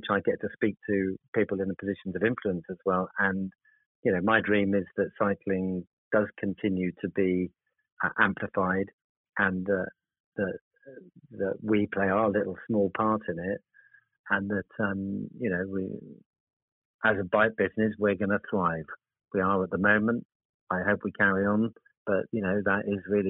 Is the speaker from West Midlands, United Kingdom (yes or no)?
no; Cornwall, South West England, United Kingdom; also born or lived in Oxford; now in Birmingham, United Kingdom; I am actually Cornish, that's where my home is.